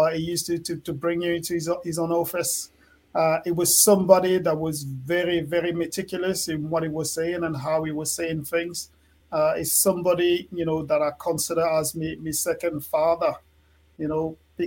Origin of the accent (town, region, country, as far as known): France; English is a second language; moved away as an adult; also born or lived in Newcastle